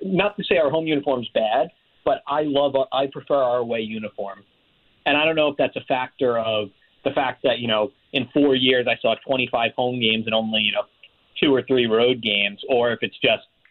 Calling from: Silver Spring, Maryland, United States; I am calling from Silver Spring, Maryland. I am a graduate student at the University of Maryland.

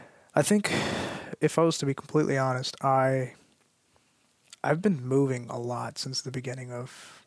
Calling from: California, United States; I'm chiming in from the Bay Area.

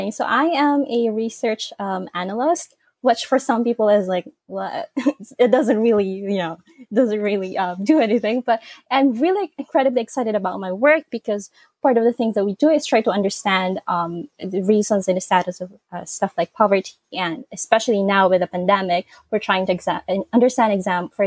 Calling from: Central Luzon, Philippines; So I am joining um, from Nueva Ecija, Philippines. It's about four to six hours uh, north of Manila.

